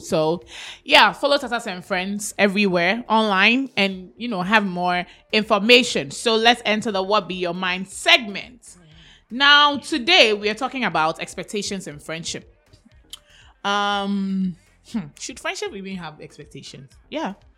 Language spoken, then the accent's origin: English; Ghana; I'm so Ghanaian